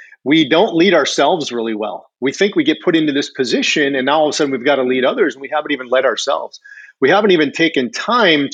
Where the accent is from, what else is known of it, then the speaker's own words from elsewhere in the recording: Michigan, United States; moved away as an adult; now in Florida, United States; I grew up in Michigan, but you know, being in the Air Force, you live a lot of different places